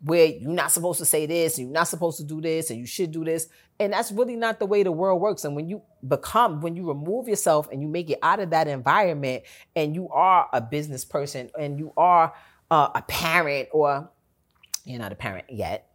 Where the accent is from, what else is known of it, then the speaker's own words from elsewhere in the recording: New York, United States; I'm from New York